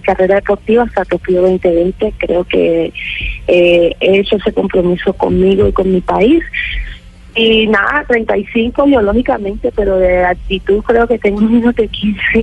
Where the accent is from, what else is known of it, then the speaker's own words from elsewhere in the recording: Colombia; soy de Colombia